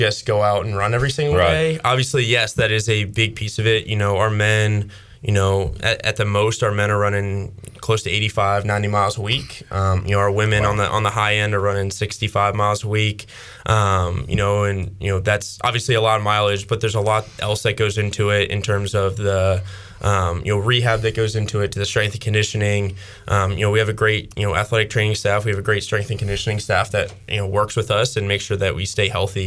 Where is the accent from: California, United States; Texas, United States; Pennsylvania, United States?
Pennsylvania, United States; outside of Philadelphia; moved away as an adult; also born or lived in Pittsburgh, Pennsylvania; now in Greenville, United States; I grew up outside of Philadelphia, and I ran for the University of Pittsburgh when I was in college